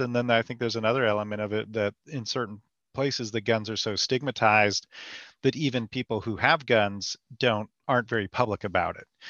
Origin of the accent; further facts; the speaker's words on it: California, United States; moved away; also born or lived in North Carolina; my background growing up in California where there wasn't much of a, an active gun culture